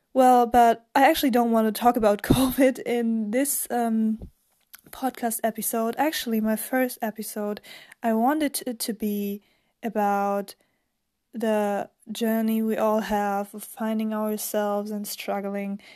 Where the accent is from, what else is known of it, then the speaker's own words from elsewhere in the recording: Germany; English is a second language; I'm actually from Germany